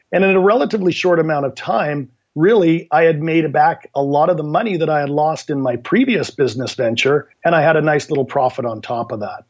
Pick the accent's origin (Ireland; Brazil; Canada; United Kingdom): Canada; also born or lived in Vancouver, Canada; my background is I'm from Canada, live in Vancouver, Canada